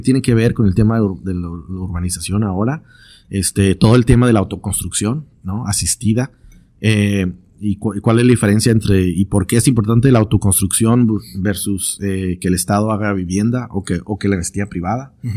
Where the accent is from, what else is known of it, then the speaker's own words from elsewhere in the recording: Tijuana, Baja California, Mexico; also born or lived in London / San Diego; soy de Tijuana y estoy viviendo en Tijuana